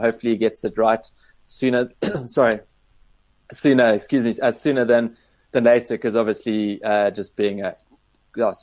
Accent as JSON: {"language": "English", "town": "Cape Town", "region": "Western Cape", "country": "South Africa", "tie": "born or raised there", "said": "growing up in Cape Town"}